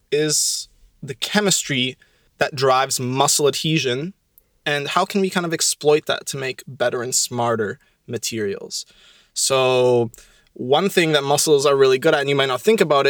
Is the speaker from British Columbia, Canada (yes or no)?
no; Ottawa, Ontario, Canada; moved away as an adult; now in Montreal, Canada; I'm from Ottawa, so I'm from Ontario